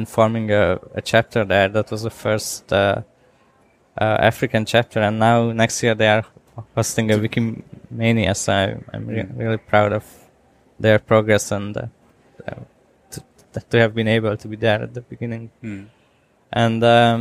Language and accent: English; Budapest, Hungary; I'm from Budapest.